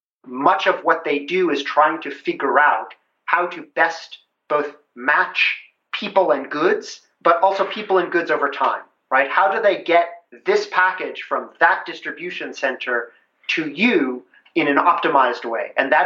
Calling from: Seattle, Washington, United States; I'm calling you from Seattle.

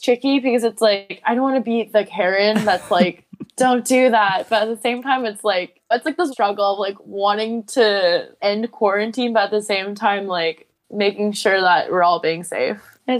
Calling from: near Chicago, Illinois, United States; I'm calling from Chicago. Well, not Chicago, but near Chicago-ish.

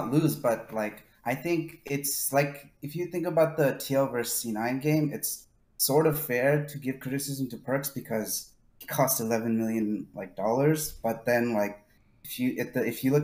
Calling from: Hanover, New Hampshire, United States; I'm calling from Hanover, New Hampshire.

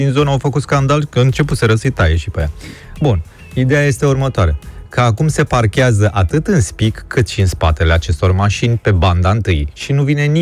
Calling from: Bucharest, Romania; Neața, Laurențiu, sunt din București.

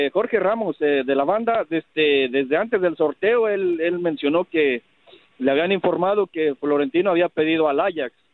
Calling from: Austin, Texas, United States

